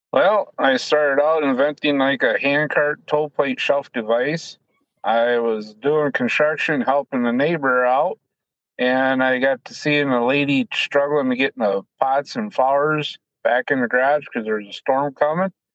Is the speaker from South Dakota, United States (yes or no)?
yes; Colton, South Dakota, United States; I grew up in Colton, South Dakota, farm with my mom and dad